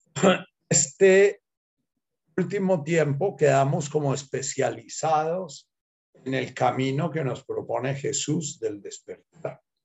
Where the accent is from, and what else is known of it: Colombia